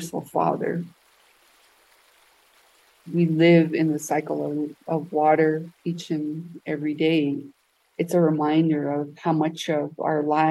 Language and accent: English; Black Mesa, Arizona, United States; Growing up on Black Mesa